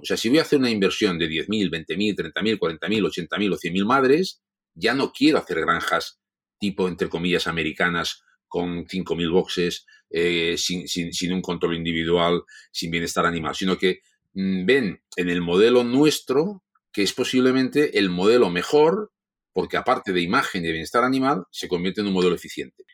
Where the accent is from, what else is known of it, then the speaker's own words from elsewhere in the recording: Catalonia, Spain; como catalanes, como, como gente que nos gusta el dinero